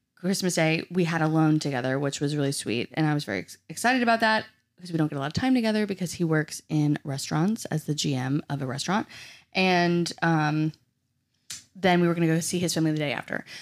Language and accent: English; New Orleans, Louisiana, United States; I'm from New Orleans